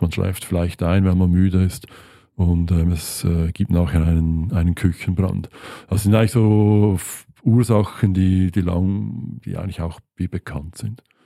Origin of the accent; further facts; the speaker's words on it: Switzerland; bei uns in der Schweiz